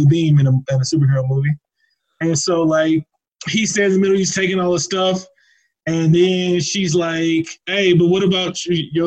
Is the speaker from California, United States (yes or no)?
yes; Oakland, California, United States; moved away as an adult; now in Albuquerque, United States; I'm from Oakland, California.